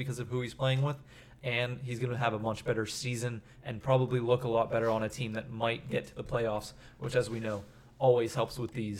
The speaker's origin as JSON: {"language": "English", "town": "Pittsburgh", "region": "Pennsylvania", "country": "United States", "said": "we're from Pittsburgh."}